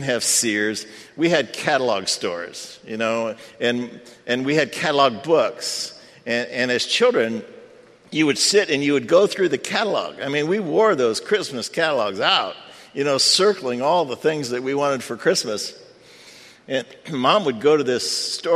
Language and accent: English; United States; I grew up near the Michigan line